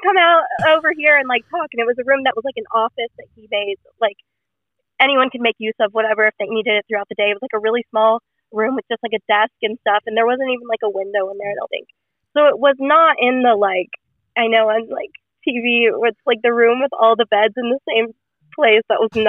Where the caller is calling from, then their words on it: the South, United States; So I'm just gonna say the Southern United States.